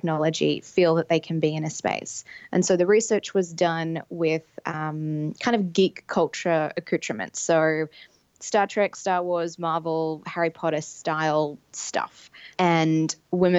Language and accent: English; Sydney, New South Wales, Australia; moved away; in Sydney, Australia, where my accent might let you know I'm from